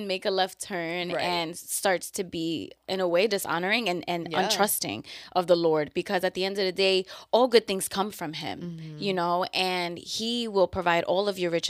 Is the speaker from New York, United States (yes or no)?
yes; New York, United States